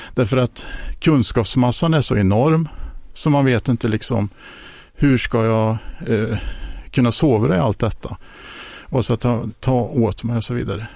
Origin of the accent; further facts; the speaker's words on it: Hjo, Västra Götaland, Sweden; har växt upp i Jo, ehm, den största delen av mitt liv, eh, bott en liten period i Jönköping